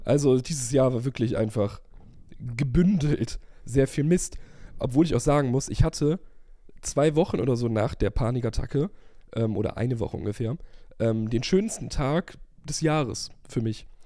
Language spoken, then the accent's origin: German; Germany; wir sind als Deutsche